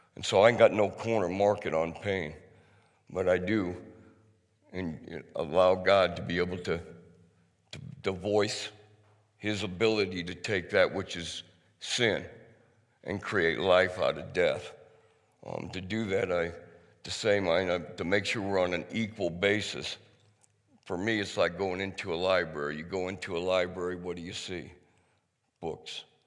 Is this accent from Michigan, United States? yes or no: no; outside of Cedar Falls, Iowa, United States; I was raised outside of Cedar Falls.